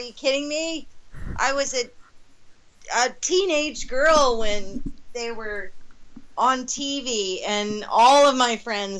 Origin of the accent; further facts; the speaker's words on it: Asheville, North Carolina, United States; I'm from Asheville, North Carolina. And that's where I grew up.